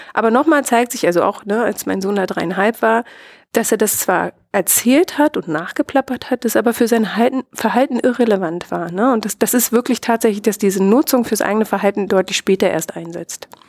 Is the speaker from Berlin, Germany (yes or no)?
no; Brandenburg, Germany; ich selbst habe eine ganz starke Identität als, als Ostdeutsche und als Brandenburgerin